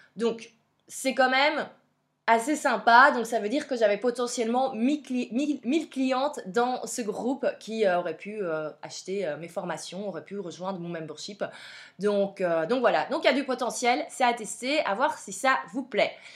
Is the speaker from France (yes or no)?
no; Belgium; vous entendez mon accent, clairement vous l'entendez, je viens de Belgique.